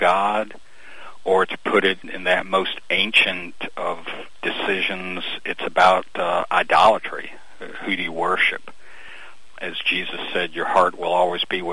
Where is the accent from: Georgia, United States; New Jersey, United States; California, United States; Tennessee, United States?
Georgia, United States; Albany; now in Brunswick, United States; I was raised in South Georgia, but over on the west side of the state, in Albany